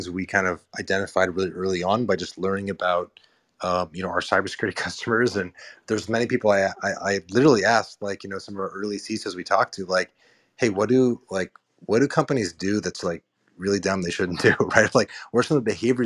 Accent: Marin, Bay Area, California, United States; moved away as an adult; also born or lived in New York / San Francisco; now in East Bay, United States; I grew up in the North Bay in Marin, and then I live in New York for a decade, and I live in San Francisco for a decade

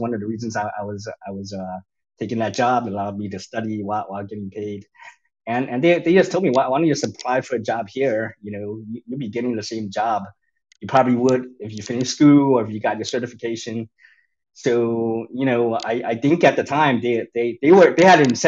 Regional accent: New York City, New York, United States; I grew up in New York City, in Chinatown, in the midst of that urban jungle.

